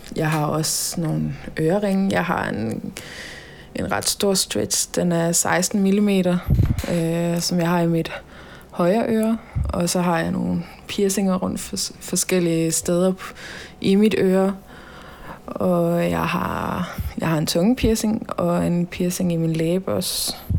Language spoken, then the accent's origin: Danish; Holstebro, Central Denmark Region, Denmark; also born or lived in Tønder; der er jeg i Holstebro, min hjemby